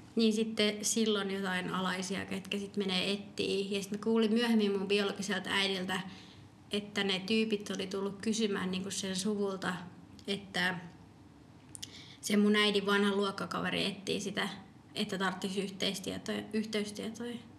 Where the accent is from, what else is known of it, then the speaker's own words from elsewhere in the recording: Finland; also born or lived in Medellín, Colombia; mä tulin ihan pienenä